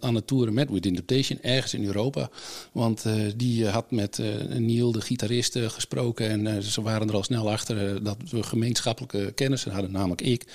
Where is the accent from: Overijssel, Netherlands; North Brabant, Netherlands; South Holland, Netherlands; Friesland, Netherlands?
Friesland, Netherlands; moved away as an adult; also born or lived in England; vanuit Friesland, waar ik vandaan kom